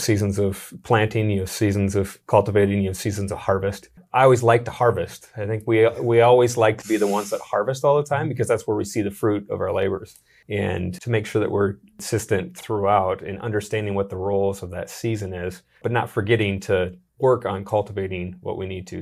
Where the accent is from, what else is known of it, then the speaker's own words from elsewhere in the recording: Sioux Falls, South Dakota, United States; also born or lived in Minneapolis; Born and raised in Sioux Falls, South Dakota